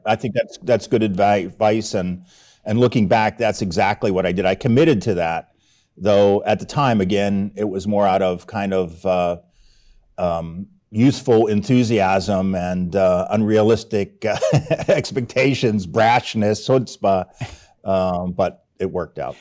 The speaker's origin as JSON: {"language": "English", "town": "Pittsburgh", "region": "Pennsylvania", "country": "United States", "tie": "born or raised there", "moved": "as an adult", "said": "in Pittsburgh, that's my hometown"}